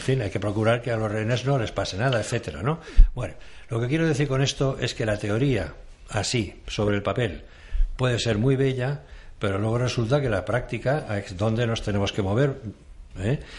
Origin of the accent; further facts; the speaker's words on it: Catalonia, Spain; moved away as an adult; now in Madrid, Spain; yo soy catalán